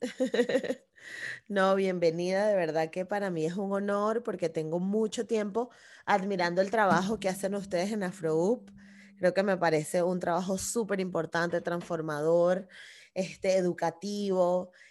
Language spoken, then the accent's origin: Spanish; Venezuela; yo soy venezolana